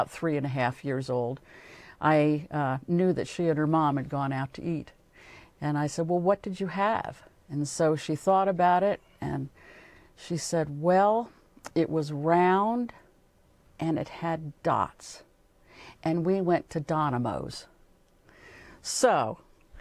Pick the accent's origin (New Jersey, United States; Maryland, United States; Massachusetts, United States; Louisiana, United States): New Jersey, United States; I'm from New Jersey, and every spring we would go down to Georgia